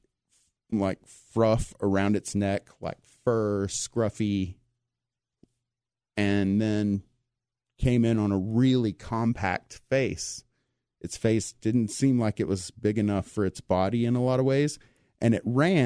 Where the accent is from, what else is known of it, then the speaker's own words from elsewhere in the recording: East Texas, United States; I'm from East Texas. I've been in the woods all my life